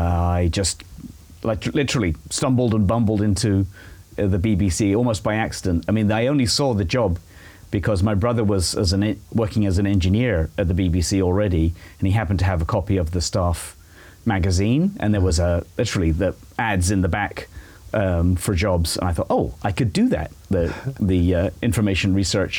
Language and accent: English; Shepperton, South East England, United Kingdom; moved away as an adult; also born or lived in Cambridge, England; now in Franklin, United States; I was born in England, obviously, just outside of London. There's a little strip of the Thames River between Heathrow Airport